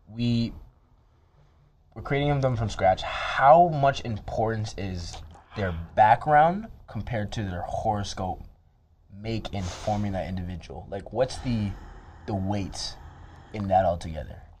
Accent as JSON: {"language": "English", "town": "Toronto", "region": "Ontario", "country": "Canada", "moved": "yes", "lives_now": "Edmonton, Canada", "said": "we're both from the Toronto area"}